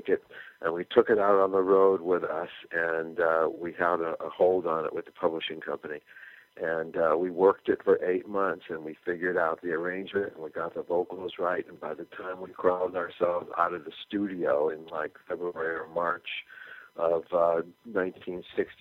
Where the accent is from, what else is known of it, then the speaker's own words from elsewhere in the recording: California, United States; We were white middle class kids from a beach town in California